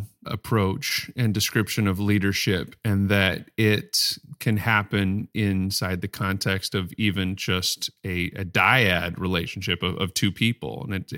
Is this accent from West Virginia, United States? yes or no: no; Mesa, Arizona, United States; born there; I was born in Mesa, Arizona, which is Spanish for table.